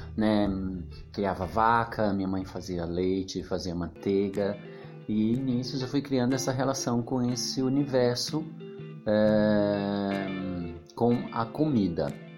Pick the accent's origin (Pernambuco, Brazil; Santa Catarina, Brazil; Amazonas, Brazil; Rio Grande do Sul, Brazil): Pernambuco, Brazil; also born or lived in Salvador / Sorocaba; now in São Paulo, Brazil; Bom, eu sou nordestino, pernambucano